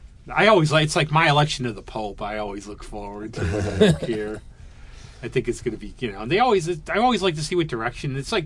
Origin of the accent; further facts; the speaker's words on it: Scotland, United Kingdom; Oh, I'm Scottish. It's good I can complain about things.